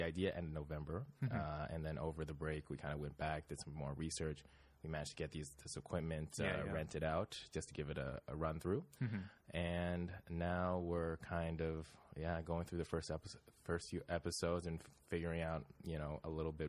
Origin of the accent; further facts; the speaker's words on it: Vancouver, British Columbia, Canada; moved away as an adult; now in Toronto, Canada; we're both from Vancouver. Both Lucas and I are from Vancouver.